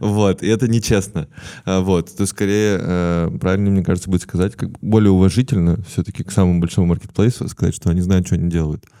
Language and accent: Russian; Perm, Perm Krai, Russia; я из Перми